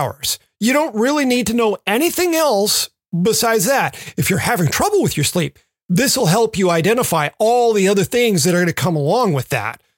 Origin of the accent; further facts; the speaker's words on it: Memphis, Tennessee, United States; Growing up in Memphis